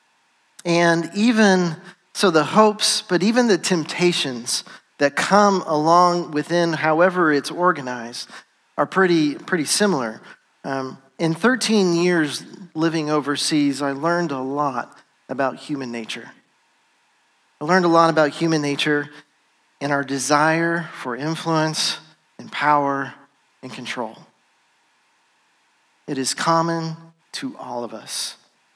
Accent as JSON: {"language": "English", "country": "United States", "tie": "born or raised there", "also_born_or_lived": "Ivory Coast", "moved": "as an adult", "said": "having grown up here in America"}